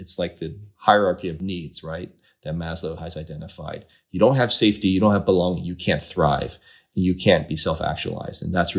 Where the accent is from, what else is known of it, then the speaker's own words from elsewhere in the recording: East Coast, United States; You know, I grew up on the East Coast, weren't a lot of Asian Americans around.